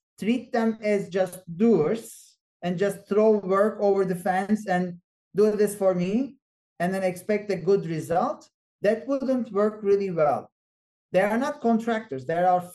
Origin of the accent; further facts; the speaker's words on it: Turkey; moved away as an adult; now in Boston, United States; I'm originally from Turkey, so I know the culture